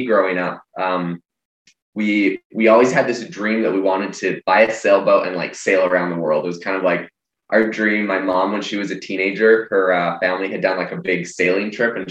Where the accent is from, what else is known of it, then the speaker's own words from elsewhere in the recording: Vancouver Island, British Columbia, Canada; I'm actually originally from Canada. I'm from Vancouver Island